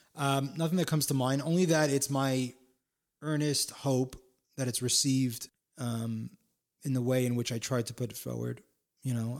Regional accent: Palo Alto, California, United States; also born or lived in San Francisco / Florida / Miami; now in New York, United States; a skateboarding kid from Palo Alto, California

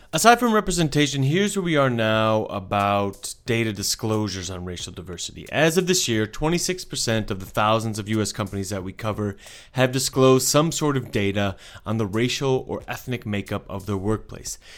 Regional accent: United States; as an American

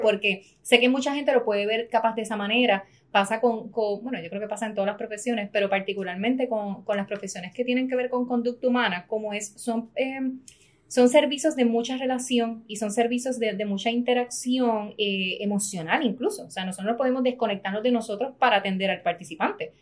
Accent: Puerto Rico; soy la primera puertorriqueña

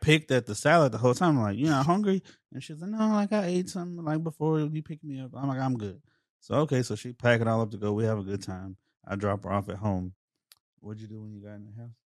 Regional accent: Dallas, Texas, United States; also born or lived in Mesquite / Garland; half of my life Pleasant Grove

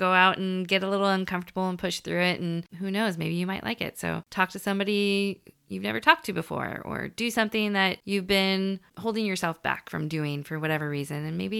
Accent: California, United States; growing up in California

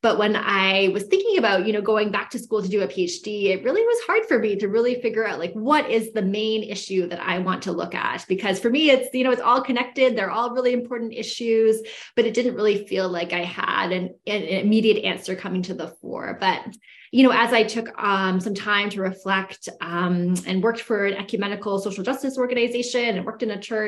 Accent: Canada; moved away as an adult; now in United States; I grew up in Canada, what is, you know, colonially known as Canada.

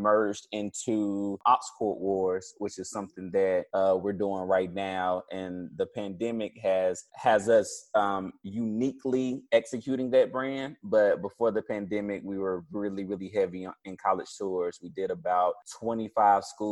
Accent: Spartanburg, South Carolina, United States; moved away; also born or lived in Atlanta; I'm from Spartanburg, South Carolina.

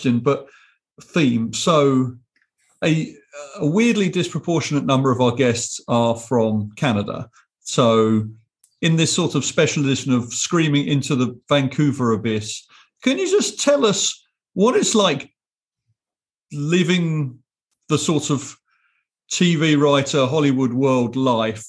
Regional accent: England, United Kingdom; moved away; I am your English non-entertainment co-host

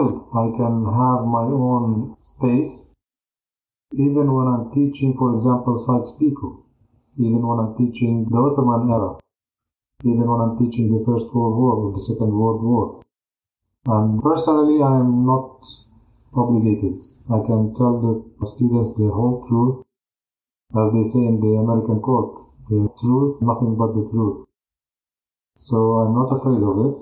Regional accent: Jaffa, Tel Aviv District, Israel; I was born in Jaffa. I was born and raised into a Christian Palestinian family.

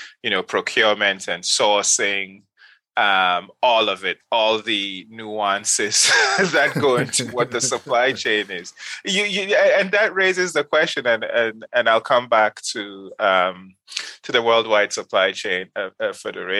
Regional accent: Kano, Kano State, Nigeria; moved away as an adult; also born or lived in Ghana; now in United States; I grew up in Nigeria. Specifically, I grew up in Kano

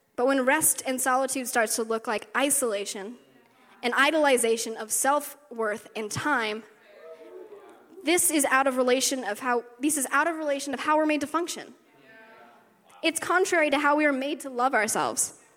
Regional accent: West Virginia, United States; moved away; I grew up in the South, grew up in West Virginia for like 10 years.

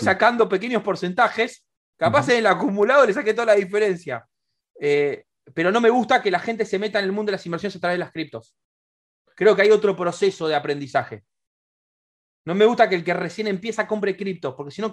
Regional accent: Argentina

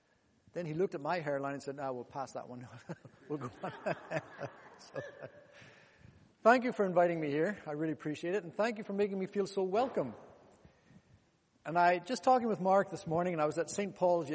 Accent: DR Congo; born there; I was born in Congo, DRC. In those days, it was called the Belgian Congo.

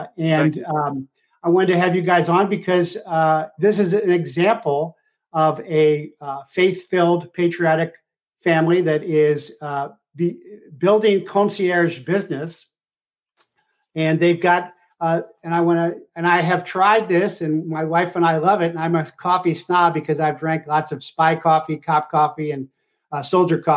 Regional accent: Ohio, United States; moved away; I was from Ohio.

